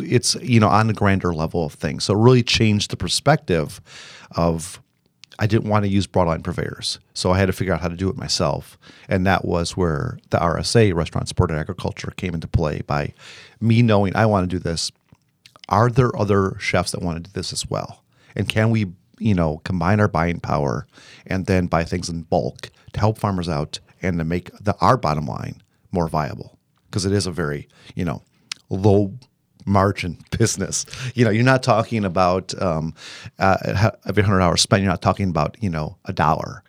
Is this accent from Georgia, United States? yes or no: no; Illinois, United States; moved away; I am from Illinois